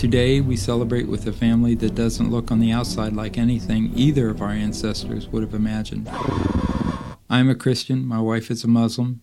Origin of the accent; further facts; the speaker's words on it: Ohio, United States; Born and raised in Ohio, I was told that my family came from England, Ireland, and Scotland.